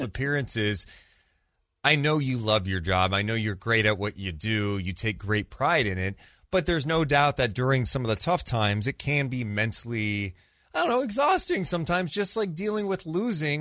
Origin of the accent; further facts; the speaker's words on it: Sacramento, California, United States; born and raised in Sacramento